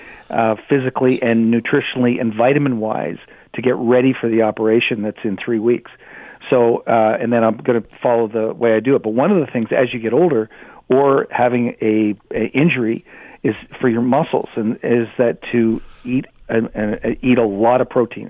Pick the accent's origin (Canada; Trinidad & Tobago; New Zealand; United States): Canada; I'm Canadian